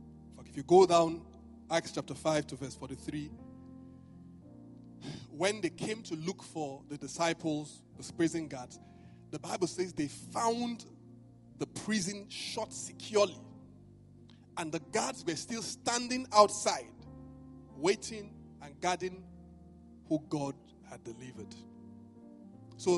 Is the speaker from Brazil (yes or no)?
no; Benin; apart from the fact that I was from Benin, we didn't do flowers where I came from.